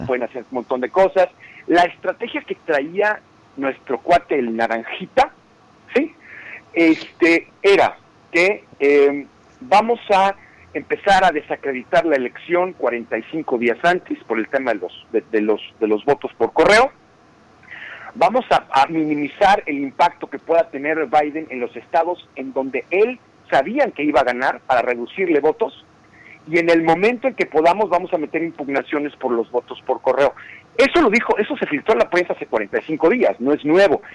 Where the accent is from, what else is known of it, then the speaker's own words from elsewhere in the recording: Mexico; now in United States; nosotros como mexicanos